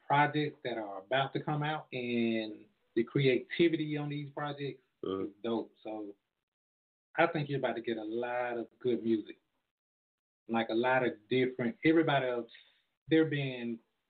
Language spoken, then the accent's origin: English; Georgia, United States; I'm from Georgia.